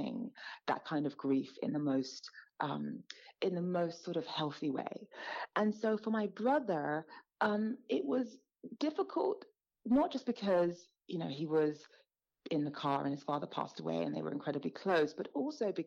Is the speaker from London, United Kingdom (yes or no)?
yes; London, United Kingdom; as a Black girl growing up in London, as an immigrant, as a minority